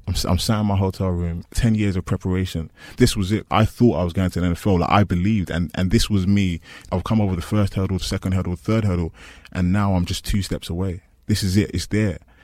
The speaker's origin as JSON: {"language": "English", "region": "London", "country": "United Kingdom", "said": "I'm from East London."}